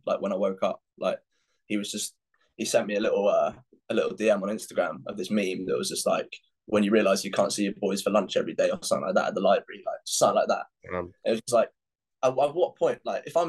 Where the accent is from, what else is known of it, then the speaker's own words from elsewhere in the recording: Epsom, South East England, United Kingdom; That's where I was born, bro. Yeah. I was born in Epsom Hospital.